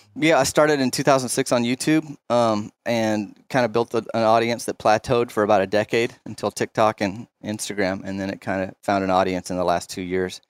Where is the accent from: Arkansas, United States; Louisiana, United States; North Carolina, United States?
Arkansas, United States; Dardanelle; I grew up in Dardanelle